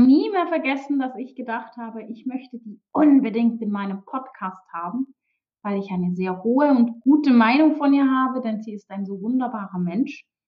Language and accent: German; Switzerland; Aufgewachsen wie Heidi komme ich auch tatsächlich aus der Schweiz.